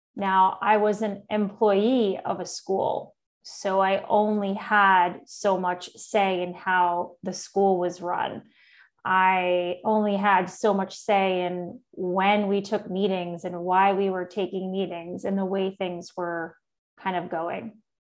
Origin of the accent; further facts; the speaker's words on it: New York City, New York, United States; moved away as an adult; now in Austin, United States; I'm originally from New York City, and I've been uh, in Austin, Texas now for almost, oh my gosh, seven years now